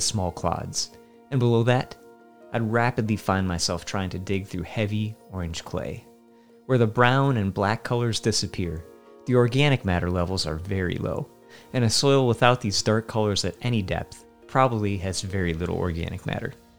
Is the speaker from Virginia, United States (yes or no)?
yes; Virginia, United States; Where I grew up in Virginia